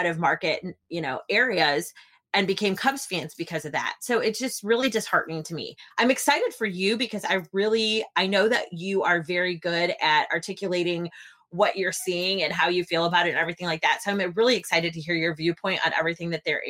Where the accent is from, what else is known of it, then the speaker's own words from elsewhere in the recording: west of Chicago, Illinois, United States; my hometown, which is just, you know, an hour and a half, 2 hours west of Chicago